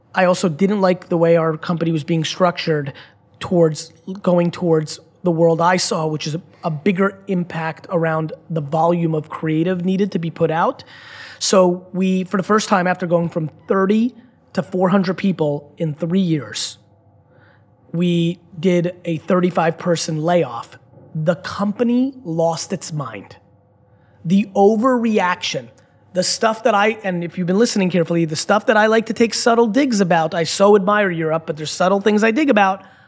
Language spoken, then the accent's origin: English; United States